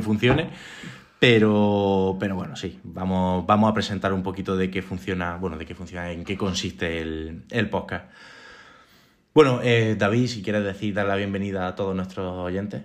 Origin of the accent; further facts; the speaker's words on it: Córdoba, Andalusia, Spain; moved away as an adult; also born or lived in Salamanca; now in Granada, Spain; yo soy de Córdoba